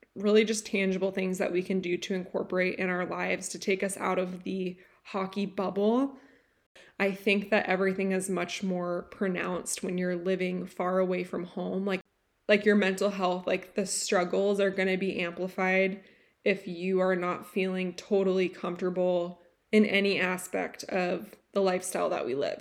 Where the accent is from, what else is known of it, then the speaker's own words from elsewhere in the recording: California, United States; moved away; I grew up in California